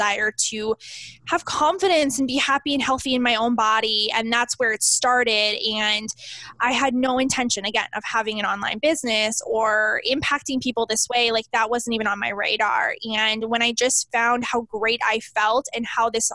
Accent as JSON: {"language": "English", "region": "Southern Saskatchewan", "country": "Canada", "said": "I'm from Southern Saskatchewan, Canada."}